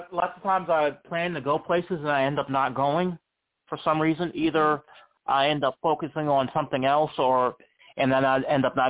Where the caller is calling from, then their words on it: Charlottesville, Virginia, United States; I'm calling from Charlottesville, Virginia.